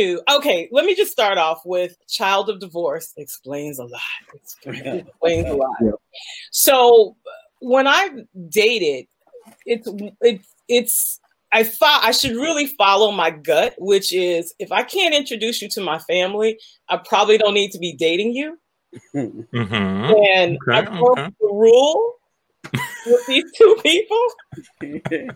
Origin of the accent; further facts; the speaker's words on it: United States; as an African growing up in America